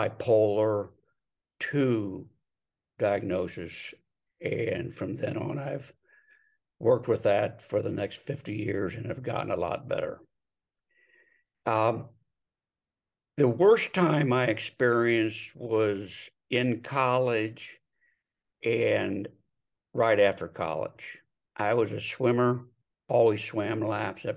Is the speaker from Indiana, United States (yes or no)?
no; Delaware, Ohio, United States; moved away as an adult; now in Scottsdale, United States; moved from my hometown of Delaware, Ohio to Scottsdale, Arizona